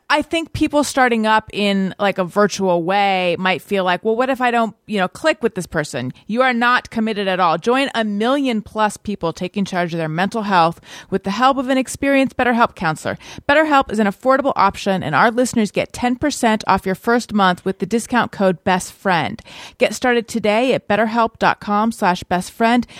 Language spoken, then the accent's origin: English; Orange County, California, United States; born or raised there